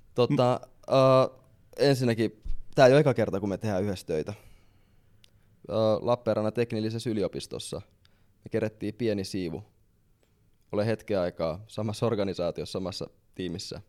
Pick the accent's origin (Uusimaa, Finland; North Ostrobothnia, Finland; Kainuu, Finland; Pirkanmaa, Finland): Uusimaa, Finland; Helsinki; Mä tuun Helsingistä